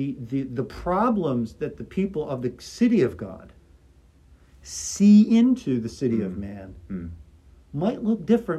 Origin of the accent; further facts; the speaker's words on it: Philadelphia, Pennsylvania, United States; I grew up in Philly.